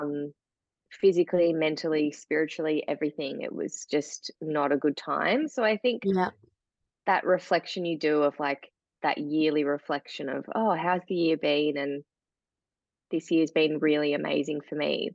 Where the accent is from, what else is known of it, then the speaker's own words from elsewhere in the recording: Tasmania, Australia; also born or lived in Melbourne; grew up here in Tasmania and on mm. seven acres in beautiful bushland